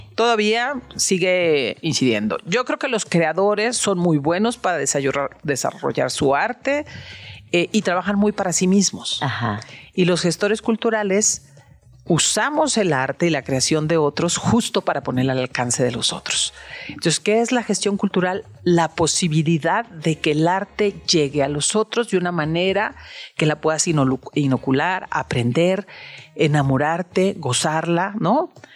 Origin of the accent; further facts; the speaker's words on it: Guadalajara, Jalisco, Mexico; Yo que soy de Guadalajara